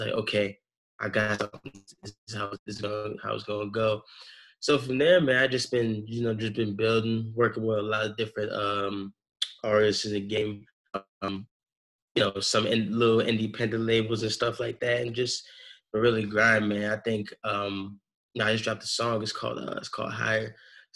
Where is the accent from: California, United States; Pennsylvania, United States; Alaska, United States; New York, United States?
Pennsylvania, United States; Philadelphia; I'm originally from Philly. You know, they call it the city of brotherly love. I grew up in like a Baptist church